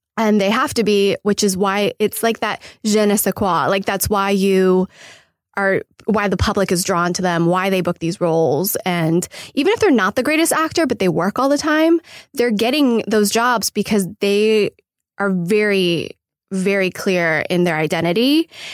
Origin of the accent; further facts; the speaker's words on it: Irvine, California, United States; moved away as an adult; also born or lived in New York; now in Los Angeles, United States; I'm originally from Irvine, California. Uh, Orange County